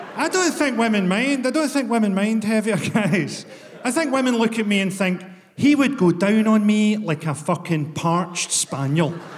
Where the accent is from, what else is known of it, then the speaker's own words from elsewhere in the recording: Glasgow, Scotland, United Kingdom; I'm from Glasgow